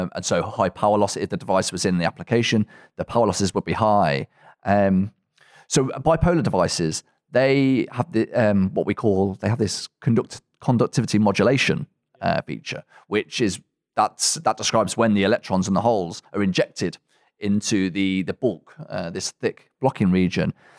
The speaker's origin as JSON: {"language": "English", "town": "Coventry", "region": "West Midlands", "country": "United Kingdom", "said": "I'm originally from Coventry in England"}